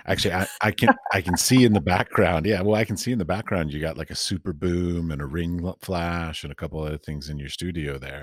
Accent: United States; moved away as an adult; now in Europe; I was raised and taught in the United States

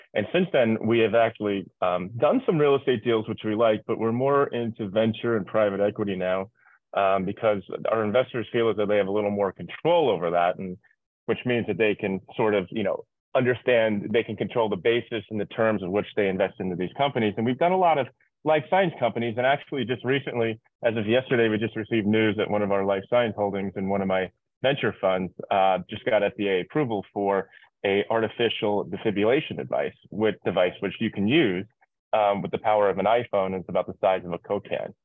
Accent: New York, United States; moved away as an adult; also born or lived in Irvine; now in Miami, United States; I'm originally from New York. I live in Miami right now

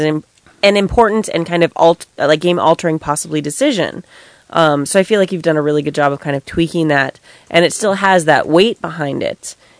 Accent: Riverside, California, United States; I'm from Riverside

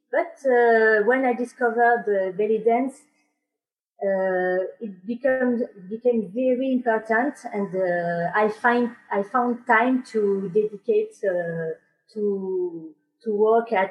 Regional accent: France; English is a second language; i am a french uh, student in belly dance

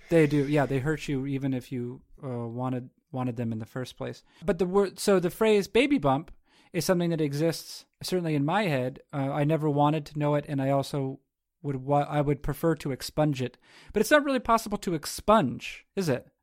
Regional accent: New England, United States; I not only live in, but I'm also, I hail from New England

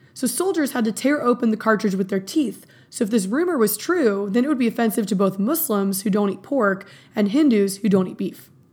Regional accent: Texas, United States; as a Texan

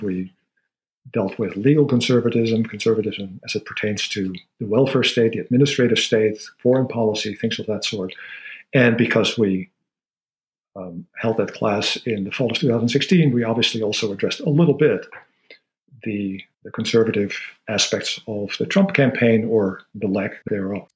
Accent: Netherlands; moved away; I grew up in the Netherlands

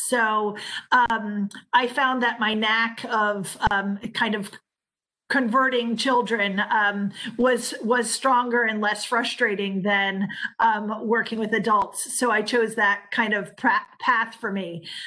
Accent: United States; being American

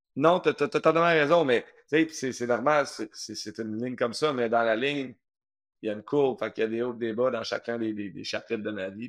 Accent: Saint-Bruno-de-Montarville, Quebec, Canada; j'ai grandi à Saint-Bruno

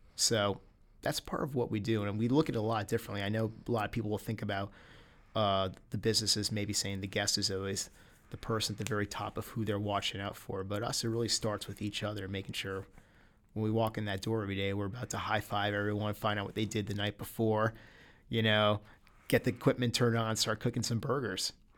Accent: United States; as an American

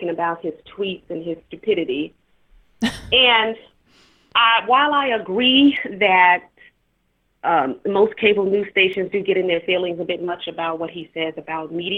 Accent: Chicago, Illinois, United States; from Chicago

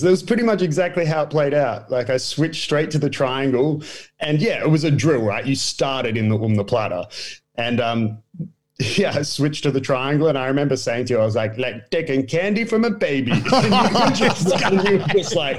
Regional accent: Australia; moved away as an adult; also born or lived in Brazil; I'm the Australian

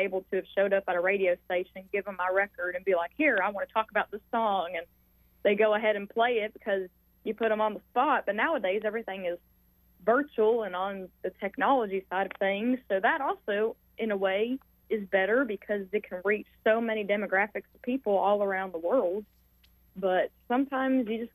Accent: Louisa, Virginia, United States; moved away as an adult; I was born and raised in Louisville, Virginia, and I lived there up until 20 years.

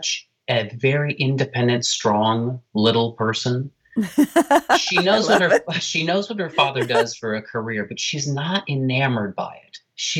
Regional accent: New York City, New York, United States; as a New Yorker

